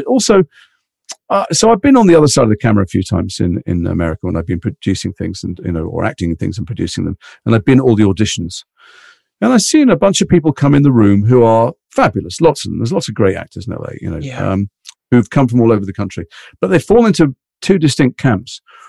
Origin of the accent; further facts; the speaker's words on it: Liverpool, North West England, United Kingdom; accent: Liverpool; also born or lived in London; I'm from Liverpool. So I had a very mild Liverpool accent like that. And then we moved to London and I went kind of full Cockney.